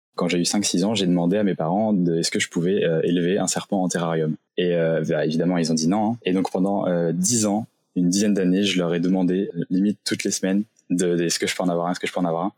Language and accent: French; Saint-Malo, Brittany, France; je viens de Bretagne, j'ai grandi dans la région de Saint-Malo